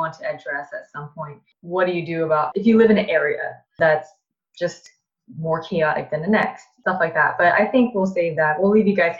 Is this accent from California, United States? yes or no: yes; Bay Area, California, United States; we're both from the Bay Area